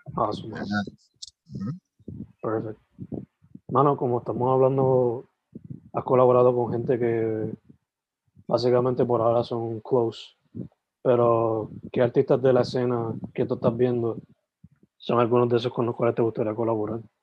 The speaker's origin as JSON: {"language": "Spanish", "town": "San Germán", "country": "Puerto Rico", "also_born_or_lived": "Sabana Grande, Puerto Rico", "moved": "yes", "lives_now": "Carolina, Puerto Rico", "said": "Yo soy original de San Germán y Sabana Grande, pero estoy viviendo ahora mismo en Carolina"}